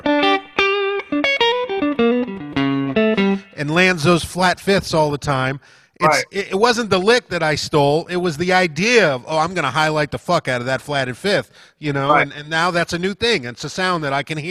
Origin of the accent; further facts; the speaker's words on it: Miami, Fort Lauderdale area, South Florida, United States; moved away as an adult; now in Los Angeles, United States; I grew up down in South Florida, and I moved to L.A. in 2002.